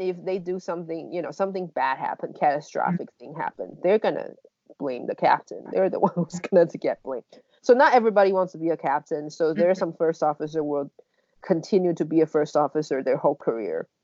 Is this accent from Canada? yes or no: no; Taiwan; moved away; I'm from Taiwan